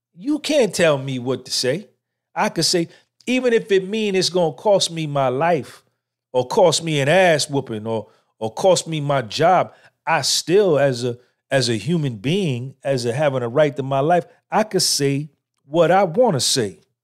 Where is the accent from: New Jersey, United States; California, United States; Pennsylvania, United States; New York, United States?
New Jersey, United States; Clifton; born or raised there